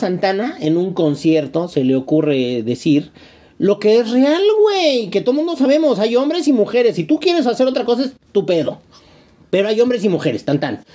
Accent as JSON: {"language": "Spanish", "country": "Mexico", "said": "seguimos siendo mexicanos"}